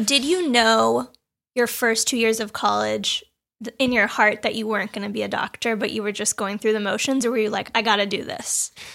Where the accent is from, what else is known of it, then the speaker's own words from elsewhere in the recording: Los Angeles, California, United States; I'm from Los Angeles